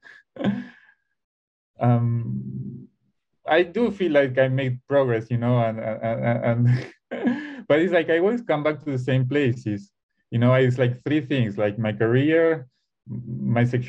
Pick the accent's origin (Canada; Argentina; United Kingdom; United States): Argentina; Buenos Aires; something always pulls me back to Buenos Aires. I'm from Argentina.